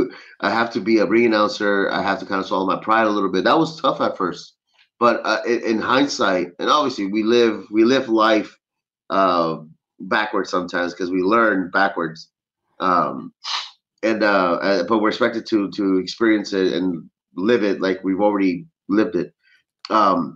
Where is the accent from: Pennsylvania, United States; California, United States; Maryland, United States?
California, United States; Los Angeles; I'm from Los Angeles originally